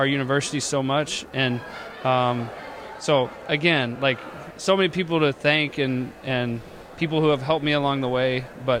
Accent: Tuscola, Texas, United States; moved away; I'm representing where I grew up, my hometown, went to Tuscola Jim Ned High School. My family, my parents still live there, still have tons of friends and relations.

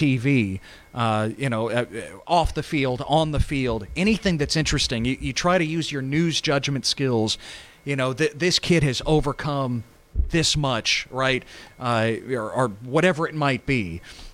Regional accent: Texas, United States; I grew up on Texas high school football

